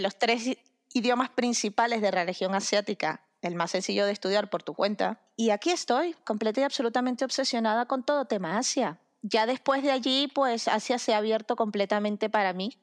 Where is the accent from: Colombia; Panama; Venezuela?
Venezuela; moved away; mi país de origen, soy venezolana